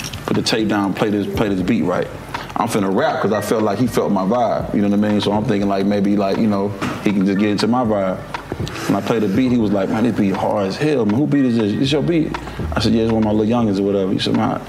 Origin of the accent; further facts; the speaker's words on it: Memphis, Tennessee, United States; I'm from Memphis